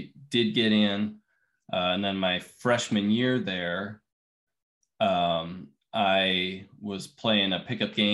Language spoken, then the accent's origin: English; Littleton, Colorado, United States; moved away; I grew up in Denver, Colorado, just outside Denver in Littleton.